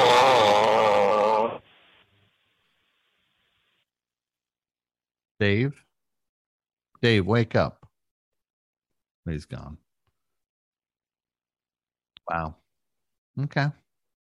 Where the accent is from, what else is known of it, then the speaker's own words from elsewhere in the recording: New Jersey, United States; growing up in New Jersey